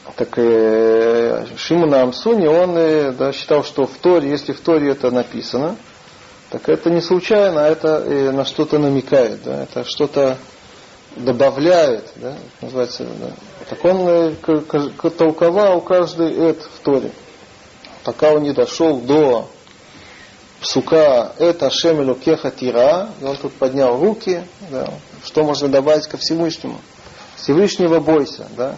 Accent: Russia; moved away; мы из России

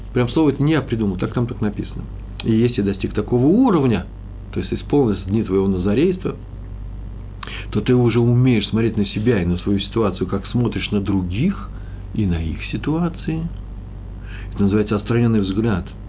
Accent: Russia; now in Jerusalem, Israel; мы из России

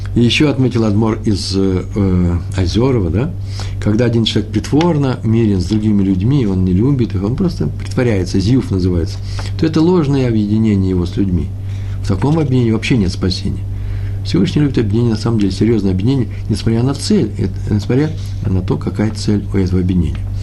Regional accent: Russia; мое русское нутро, я из России, русскоговорящий человек

